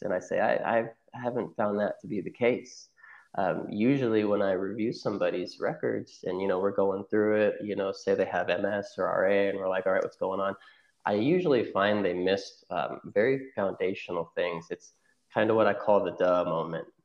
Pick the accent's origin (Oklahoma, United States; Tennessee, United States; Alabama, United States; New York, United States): Oklahoma, United States; also born or lived in Cincinnati; I'm originally from Oklahoma. I moved back here.